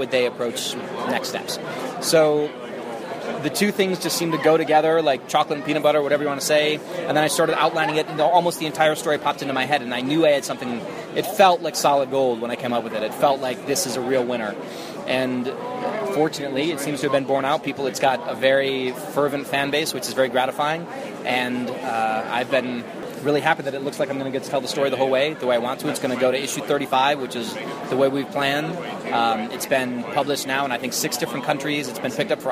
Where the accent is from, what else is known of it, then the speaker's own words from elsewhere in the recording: United States; I'm American